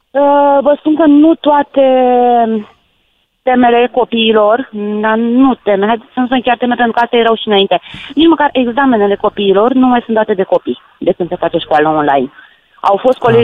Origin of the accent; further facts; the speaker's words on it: Bacău County, Romania; În județul Bacău, de unde sunt eu